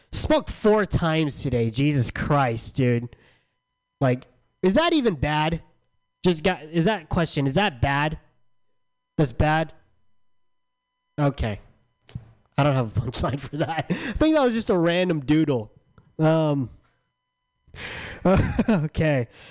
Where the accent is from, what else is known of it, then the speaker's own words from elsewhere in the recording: San Diego, California, United States; I'm from San Diego.